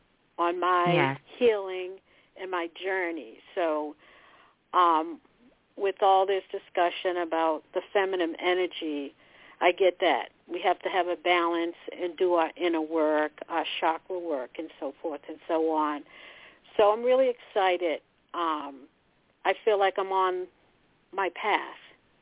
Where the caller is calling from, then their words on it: Massachusetts, United States; calling from Massachusetts.